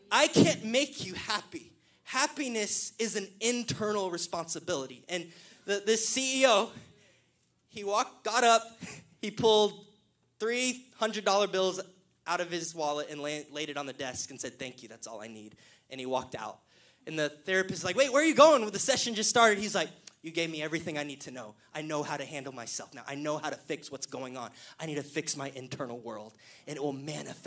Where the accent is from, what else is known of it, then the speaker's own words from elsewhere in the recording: Killeen, Texas, United States; The pastor I grew up in Killeen, Pastor Chad Rowe